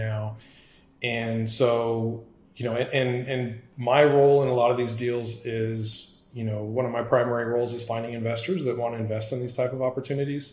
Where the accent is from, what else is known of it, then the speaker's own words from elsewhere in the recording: San Antonio, Texas, United States; born and raised in San Antonio, Texas. So, lived here all my life